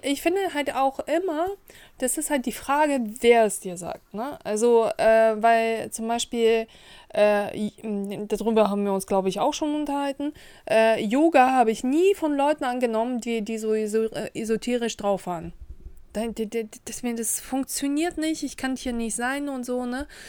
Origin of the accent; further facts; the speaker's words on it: Kazakhstan; now in Germany; ich komme ja nicht aus Russland, ich komme aus Kasachstan